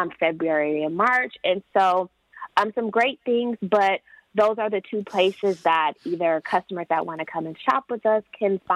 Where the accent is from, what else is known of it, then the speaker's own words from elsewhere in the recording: Detroit, Michigan, United States; moved away as an adult; I am from Metro Detroit. I did move away for almost a decade. And I really wanted to come back